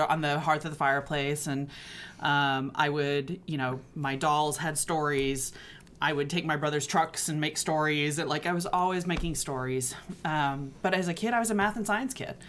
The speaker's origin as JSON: {"language": "English", "region": "Texas", "country": "United States", "tie": "born or raised there", "also_born_or_lived": "Connecticut", "moved": "as an adult", "lives_now": "Brooklyn, United States", "said": "I grew up in Texas."}